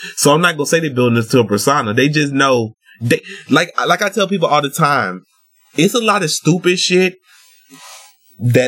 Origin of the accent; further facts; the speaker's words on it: the South, United States; I'm from the South